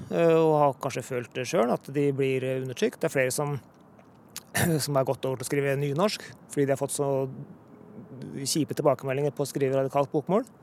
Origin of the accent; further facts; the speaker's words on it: Hokksund, Buskerud, Norway; accent: broad Eastern Norwegian; Jeg er jo fra Nedre Buskerud, Hokksund, eh, hvor de snakker veldig sånn breit Eh, østlandsmål, da, egentlig. Så det er sånn eh, jeg eh, snakka da jeg var lita, og så etter hvert så begynte jeg å moderere meg mer og mer.